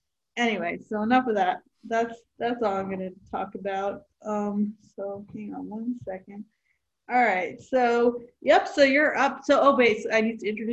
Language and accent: English; Delaware, United States; I am a comic from Delaware